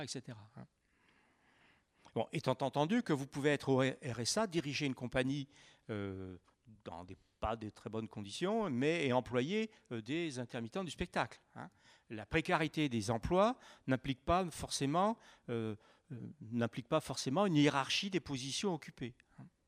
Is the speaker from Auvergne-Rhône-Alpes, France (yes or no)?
yes; Saint-Étienne, Auvergne-Rhône-Alpes, France; je viens de Saint-Étienne.